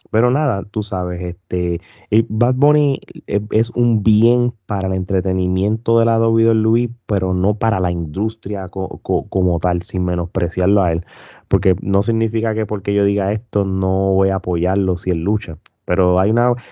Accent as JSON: {"language": "Spanish", "country": "Puerto Rico", "said": "nosotros como puertorriqueños"}